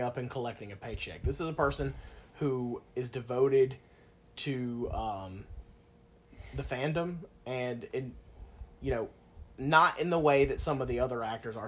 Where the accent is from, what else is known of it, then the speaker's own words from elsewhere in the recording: Locust Grove, Georgia, United States; I grew up in Locust Grove